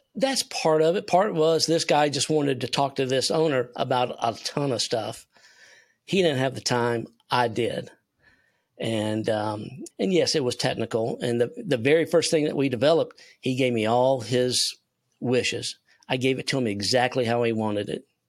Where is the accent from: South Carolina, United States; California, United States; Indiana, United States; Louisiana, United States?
South Carolina, United States; Spartanburg; also born or lived in Toccoa, Georgia; I'm from South Carolina, Spartanburg, home of Milliken and Company